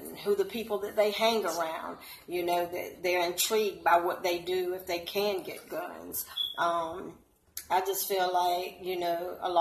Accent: Savannah, Georgia, United States; now in the Carolinas, United States; I'm originally from Savannah, Georgia.

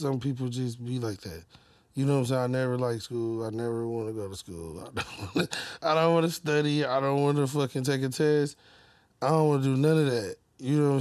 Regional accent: Detroit, Michigan, United States; I grew up on Plymouth and Greenfield, around like Rutherford Street. I went to Brooks and Coolidge

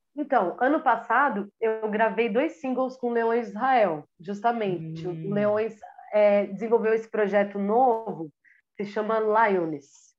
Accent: Minas Gerais, Brazil; accent: mineiro; eu puxo meu R mineiro

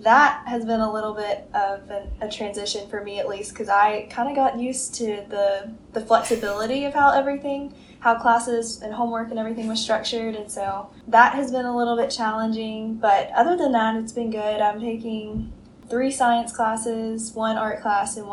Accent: Nashville, Tennessee, United States; moved away as an adult; now in Birmingham, United States; I'm actually from Nashville, Tennessee, and my family lives there, and I've lived there my whole life

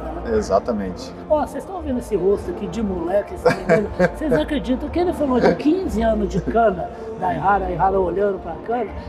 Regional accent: Uberaba, Minas Gerais, Brazil; sou de Uberaba.

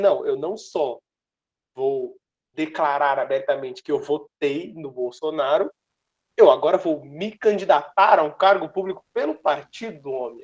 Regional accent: Brazil; sendo brasileiro

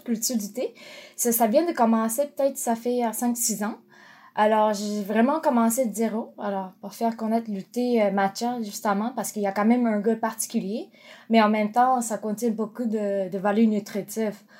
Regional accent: Japan; French is a second language; moved away as an adult; now in Montreal, Canada; quand je suis partie du Japon, j'avais 15 ans

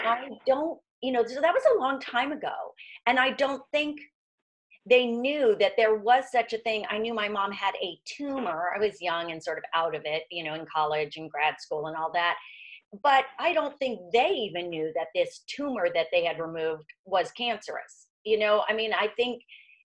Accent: Miami Beach, Florida, United States; growing up in Miami Beach, Florida

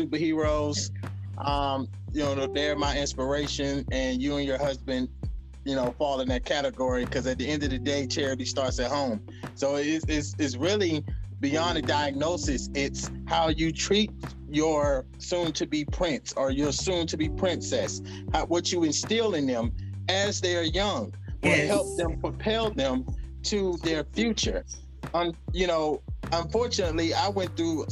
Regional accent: the Bible Belt, the South, United States; also born or lived in Decatur, Georgia / New York; I come from the Bible Belt

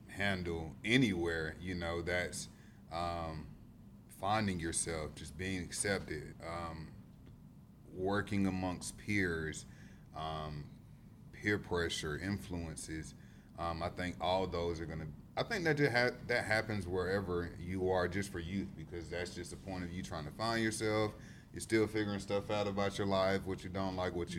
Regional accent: Greenwood, South Carolina, United States; moved away as an adult; now in Charleston, United States; I grew up in Greenwood and now I reside in Charleston.

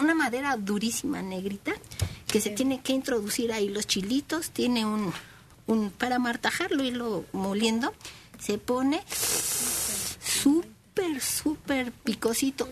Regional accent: Ciudad Obregón, Sonora, Mexico; De Ciudad Obregón, Sonora

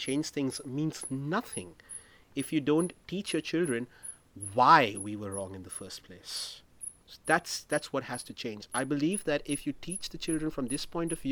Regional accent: Maharashtra, India; my home state of Maharashtra

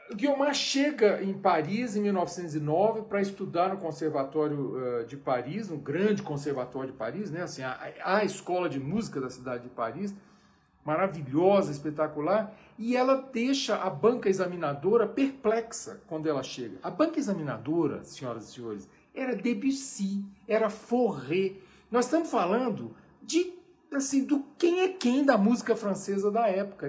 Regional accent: Brazil; eu sou brasileiro até o, o, o tutano

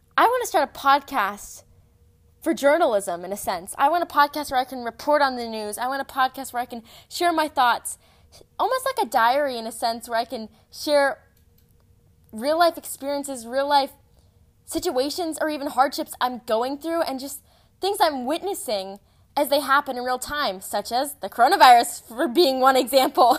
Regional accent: Texas, United States; I'm seventeen years old. I'm from Texas

